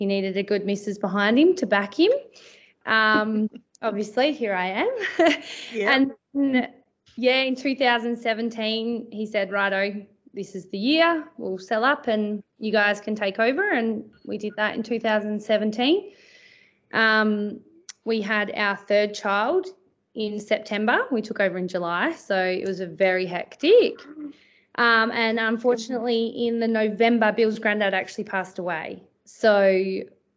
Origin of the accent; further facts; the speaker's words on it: Perth, Western Australia, Australia; now in Pingelly, Australia; I grew up in Perth